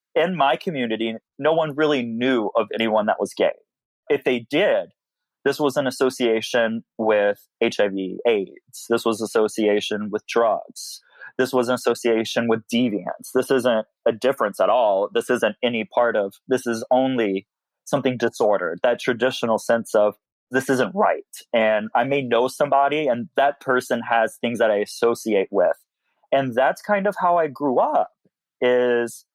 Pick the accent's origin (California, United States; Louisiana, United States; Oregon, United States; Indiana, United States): Louisiana, United States; Simmesport; moved away as an adult; now in Houston, United States; I'm from Simsport, Louisiana, specifically Yellow Bayou.